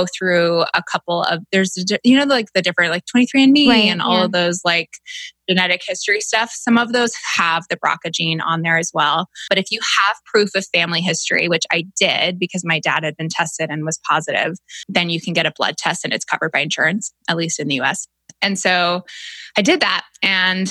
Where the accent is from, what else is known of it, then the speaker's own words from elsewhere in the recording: Canada; moved away; I'm from Canada originally